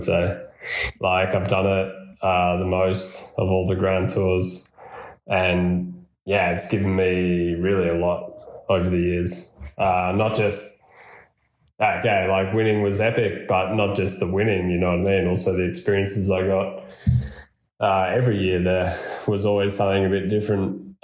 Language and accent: English; Australia; now in Andorra; as an Aussie